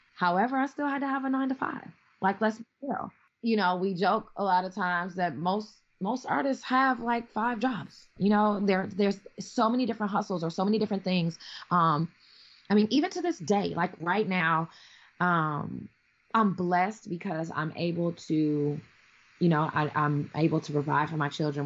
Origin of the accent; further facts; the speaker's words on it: Chicago, Illinois, United States; moved away; also born or lived in Milwaukee, Wisconsin; I'm like from Chicago originally, like you know what I mean, concrete jungle